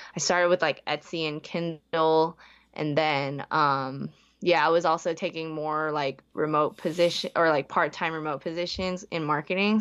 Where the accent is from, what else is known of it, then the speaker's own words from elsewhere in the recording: Bay Area, California, United States; also born or lived in Hong Kong; I was born in Hong Kong, moved when I was, like, two, but, like, besides that, I was, like, in the Bay Area for, like, twenty, twenty-something years